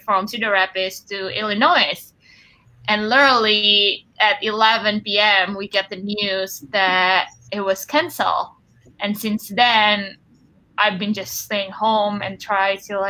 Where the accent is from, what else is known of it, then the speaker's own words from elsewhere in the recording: Bandung, West Java, Indonesia; moved away as an adult; also born or lived in Wichita, Kansas; now in Marion, United States; I grew up in Bandung, which is 2 hours drive from Jakarta.